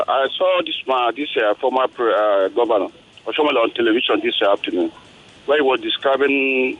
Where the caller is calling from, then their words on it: Ojo, Lagos, Nigeria; Yeah, I'm calling from Ojo.